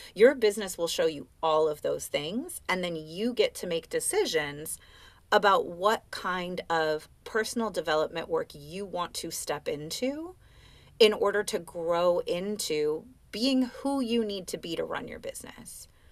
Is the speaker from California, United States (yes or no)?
yes; Oakland, California, United States; I'm from Oakland.